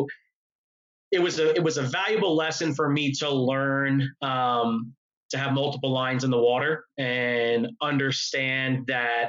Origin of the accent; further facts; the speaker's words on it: New York, United States; I'm from New York